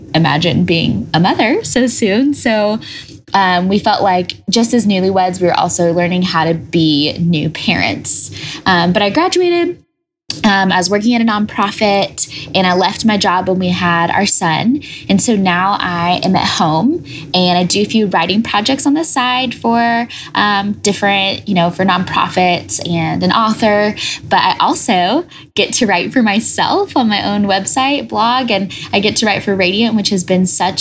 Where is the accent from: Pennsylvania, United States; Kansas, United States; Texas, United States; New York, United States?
Kansas, United States; Wichita; moved away as an adult; also born or lived in Denver, Colorado; I grew up in Wichita, Kansas, but I came to Denver to get my master's in leadership.